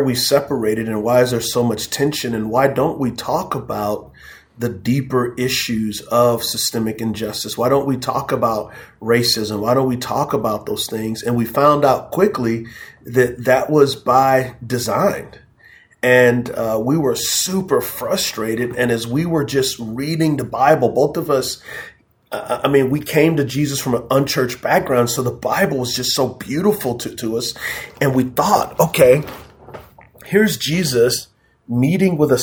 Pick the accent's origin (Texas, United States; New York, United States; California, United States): Texas, United States; San Antonio; also born or lived in Charlotte area; now in Charlotte, United States; I am from San Antonio, Texas. Yes, so I'm a Texan